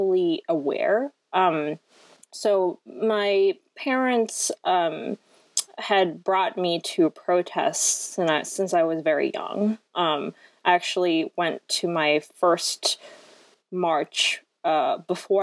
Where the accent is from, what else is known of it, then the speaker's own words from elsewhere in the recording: Hong Kong; moved away as an adult; also born or lived in France / San Francisco; I was actually born in France and I lived there until I was 7, and then I grew up in Hong Kong for the rest of, until I was 18